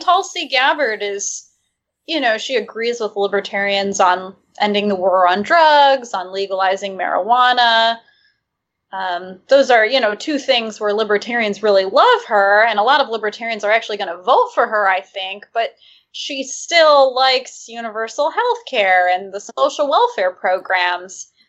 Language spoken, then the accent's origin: English; Michigan, United States; I'm from Michigan